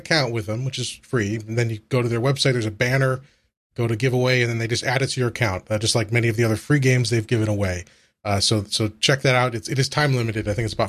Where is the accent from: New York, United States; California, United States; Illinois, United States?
New York, United States; Buffalo; Everybody knows I'm a hockey fan. I'm from Buffalo.